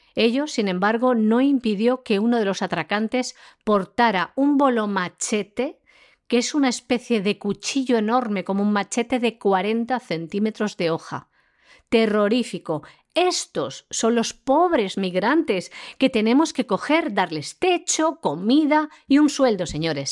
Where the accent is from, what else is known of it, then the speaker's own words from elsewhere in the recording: Spain; nuestro país, de España